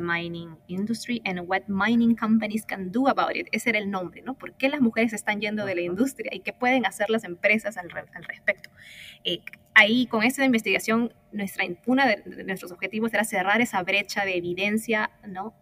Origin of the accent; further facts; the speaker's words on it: Peru; also born or lived in United States / Africa; now in Chile; soy peruana originalmente